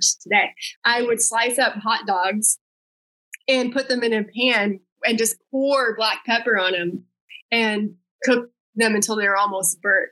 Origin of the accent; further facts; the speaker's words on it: Texas, United States; moved away as an adult; also born or lived in Wichita, Kansas / New York City; now in Los Angeles, United States; I grew up in Texas, and that's like queso is like ubiquitous there